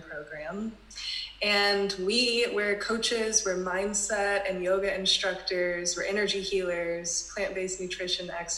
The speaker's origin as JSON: {"language": "English", "town": "Pensacola", "region": "Florida", "country": "United States", "also_born_or_lived": "Costa Rica / Denver, Colorado", "said": "We're from Pensacola, Florida. That's where we're based now"}